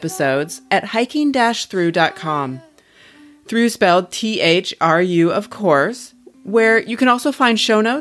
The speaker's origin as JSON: {"language": "English", "country": "United States", "also_born_or_lived": "Portland, Oregon", "said": "I'm originally from Washington"}